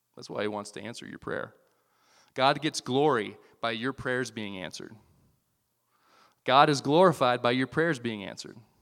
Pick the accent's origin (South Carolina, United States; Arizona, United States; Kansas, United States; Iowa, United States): Iowa, United States; moved away as an adult; I grew up in Iowa